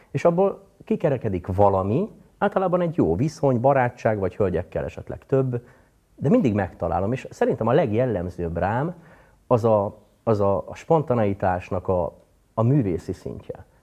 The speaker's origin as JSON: {"language": "Hungarian", "town": "Dunaújváros", "region": "Fejér", "country": "Hungary", "tie": "born there", "said": "Dunajvárosban születtem különben."}